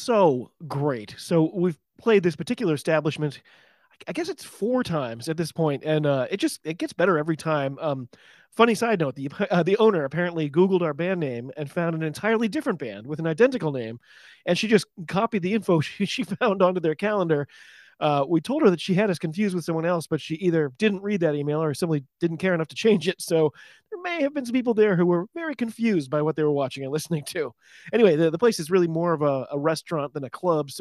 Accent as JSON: {"language": "English", "country": "United States", "said": "I'm an American rugby fan"}